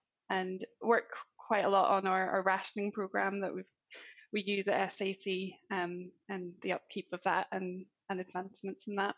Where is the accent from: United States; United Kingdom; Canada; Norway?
United Kingdom; Northern Ireland; accent: not Scottish; also born or lived in Edinburgh, Scotland; I was based in the Edinburgh office for about 4.5 years, and then recently I've just, as you might have heard from my accent, not Scottish, I've recently moved back to Northern Ireland, and I'm working remotely for SAC from here.